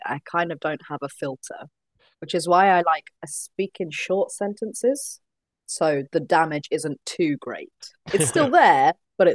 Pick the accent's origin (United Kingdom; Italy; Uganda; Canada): United Kingdom; London; I was born and raised in South London, but Crystal Palace, not too far away.